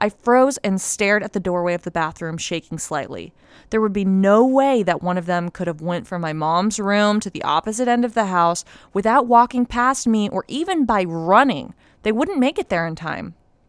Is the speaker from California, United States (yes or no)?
yes; Los Angeles, California, United States; I'm from Los Angeles and grew up in a very religious family, forced to attend Catholic school and whatnot.